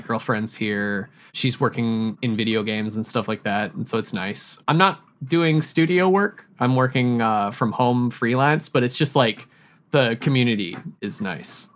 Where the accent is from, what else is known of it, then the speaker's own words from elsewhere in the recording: Yellowknife, Northwest Territories, Canada; now in Montreal, Canada; I grew up in Yellowknife, which is a city that is basically as far north as you can get in North America